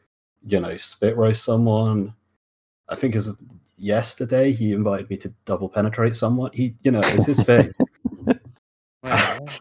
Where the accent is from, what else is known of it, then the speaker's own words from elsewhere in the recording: United Kingdom; accent: British; they, like, think I'm British, but they don't think I'm English